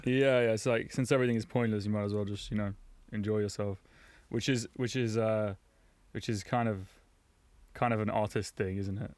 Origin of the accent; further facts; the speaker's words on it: London, United Kingdom; moved away as an adult; now in Berlin, Germany; I was raised in London